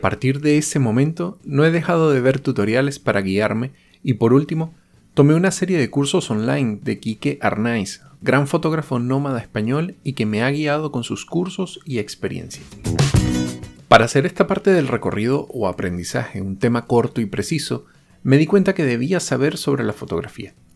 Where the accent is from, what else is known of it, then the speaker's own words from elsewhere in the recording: Venezuela; moved away; Soy venezolano y he tenido la oportunidad de vivir en varios países.